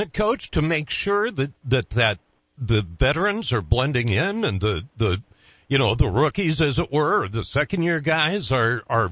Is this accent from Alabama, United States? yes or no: no; Nebraska, United States; I'm from Nebraska